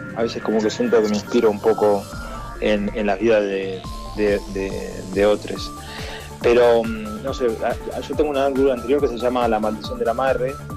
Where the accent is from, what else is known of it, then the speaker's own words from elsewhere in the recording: Argentina; siendo argentino